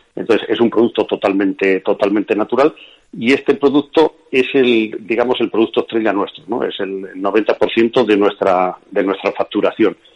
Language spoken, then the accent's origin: Spanish; Castilla-La Mancha, Spain; soy castellano manchego